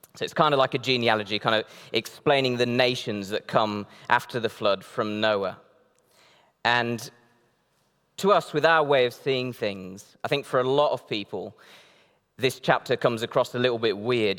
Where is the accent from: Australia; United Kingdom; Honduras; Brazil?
Brazil; Northeast Brazil; moved away; I grew up in Brazil, um, in the northeast of Brazil